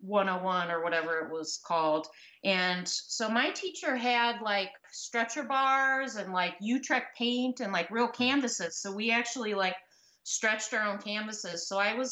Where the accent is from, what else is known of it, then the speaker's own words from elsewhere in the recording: United States; also born or lived in Indiana / Kentucky; now in Chicago, United States; I grew up in Indiana, in Kentucky, so I was pretty far away from the ocean